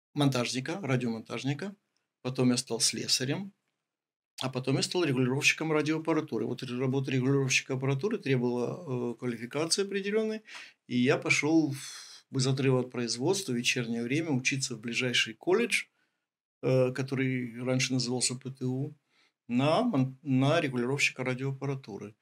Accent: Ukraine

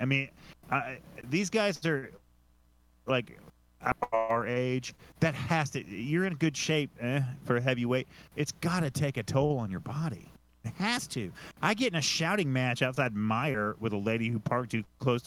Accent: New York City, New York, United States; I'm from Williamsburg

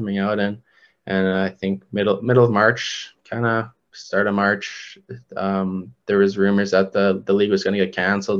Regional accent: Canada; as a Canadian kid and just growing up playing hockey

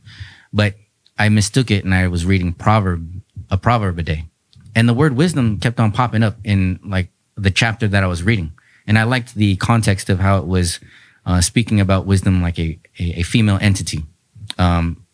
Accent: San Diego, California, United States; also born or lived in Chula Vista / North Park; I'm born and raised in San Diego

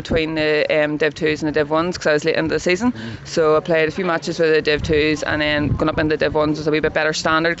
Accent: Ireland; now in Australia; So I came out from Ireland to kind of improve them

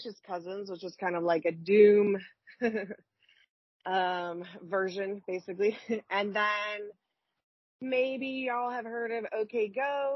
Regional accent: Birmingham, Alabama, United States; moved away; I'm from Birmingham, Alabama

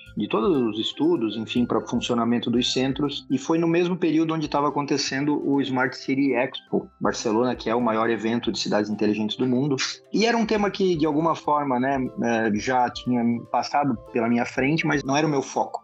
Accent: Santa Catarina, Brazil; Eu sou catarinense, então sou bairrista

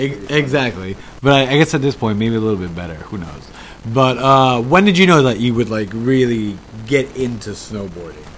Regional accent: New York City, New York, United States; now in China; I'm from the city and like Queens

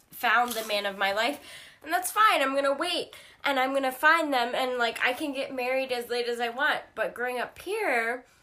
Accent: Virginia, United States; when I say I'm from Nelson County, no one knows what that is.

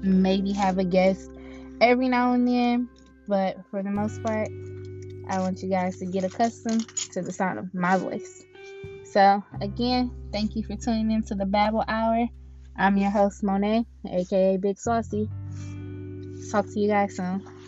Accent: Cleveland, Ohio, United States; I grew up in Cleveland, Ohio

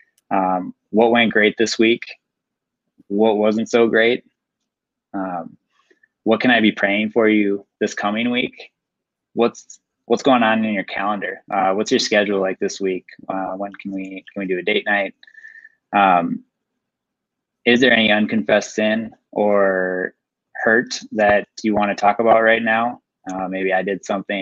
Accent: Roseville, Minnesota, United States; I grew up in Roseville, just been in Minnesota, living in Minnesota my whole life

